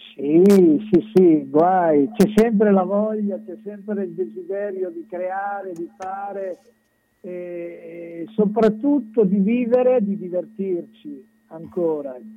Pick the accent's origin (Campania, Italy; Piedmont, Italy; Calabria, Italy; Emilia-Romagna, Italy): Emilia-Romagna, Italy; Santarcangelo di Romagna; born or raised there; also born or lived in Sogliano al Rubicone